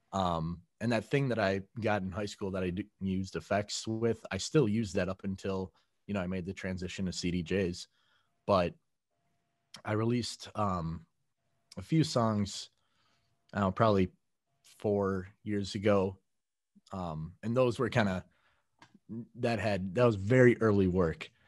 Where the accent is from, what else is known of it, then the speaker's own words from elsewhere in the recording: Mequon, Wisconsin, United States; I grew up in Mequon, which is maybe 10 minutes north of where I am